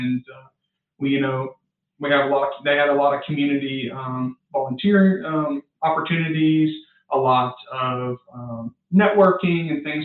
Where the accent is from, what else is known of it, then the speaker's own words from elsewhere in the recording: Southeast Texas, United States; I'm from Southeast Texas